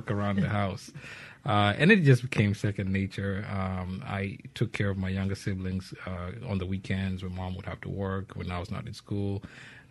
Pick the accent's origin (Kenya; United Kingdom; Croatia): Kenya; Nairobi; also born or lived in Mombasa; I'm from Kenya. I was born in Nairobi. When I was 12, we moved to Mombasa, which is the coastal town